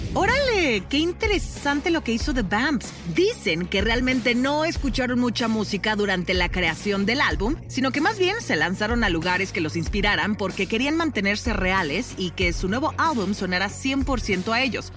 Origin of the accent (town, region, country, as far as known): Mexico